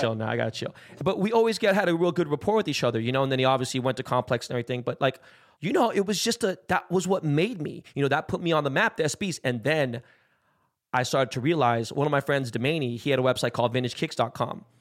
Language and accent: English; West Coast, United States; I'm from the West Coast